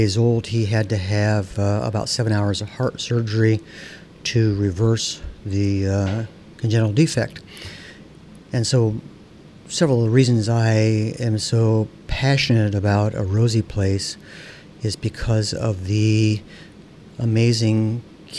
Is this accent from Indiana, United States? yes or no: yes; South Bend, Indiana, United States; I was born in South Bend, John Adams High School, undergraduate at Northwestern.